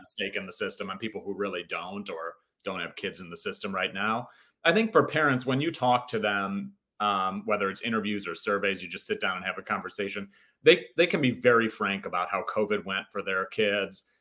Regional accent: Hinsdale, Illinois, United States; now in Los Angeles, United States; My um, my parents moved to a town called Hinsdale, which is a suburb of Chicago, um, right before I was born

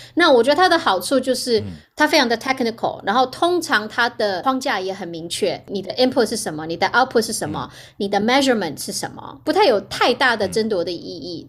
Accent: Hualien, Hualien County, Taiwan; also born or lived in St. Louis, United States; now in United States; 我是花莲长大的人，然后对。因为花莲是观光业

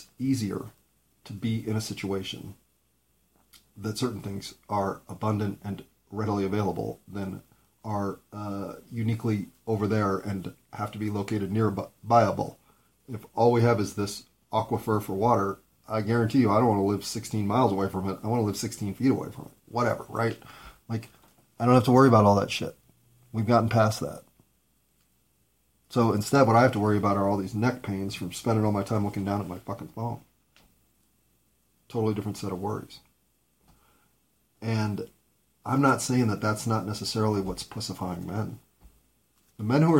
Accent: United States; I'm an American

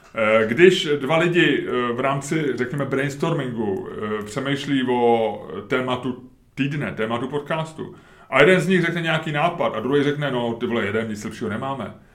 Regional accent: Czechia; jsme řekli z Česka

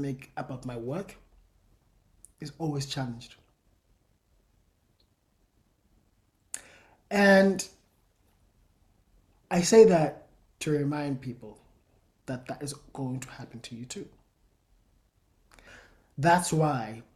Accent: South Africa; I'm South African. I come from the Xhosa people

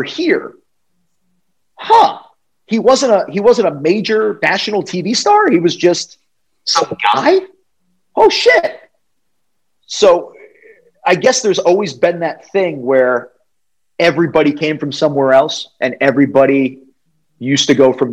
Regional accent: New England, United States; I grew up in New England, which is, you know, Connecticut, New York, all that stuff.

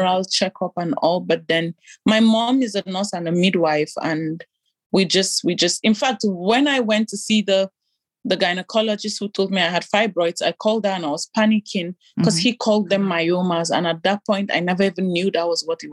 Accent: Nigeria; moved away as an adult; also born or lived in Italy; now in Belgium; growing up in Nigeria as an African

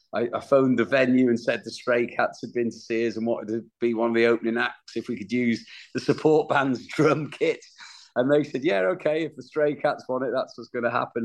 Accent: Wales, United Kingdom; for my band we're from Wales

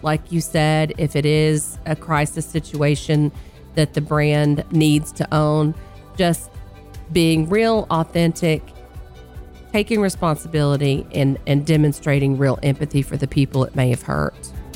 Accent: North Carolina, United States; moved away; being in my home state of North Carolina with my family

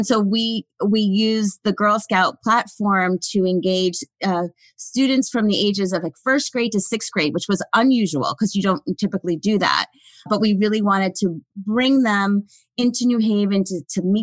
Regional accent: White Plains, New York, United States; I grew up in Westchester County, right out in White Plains, New York, right outside the city

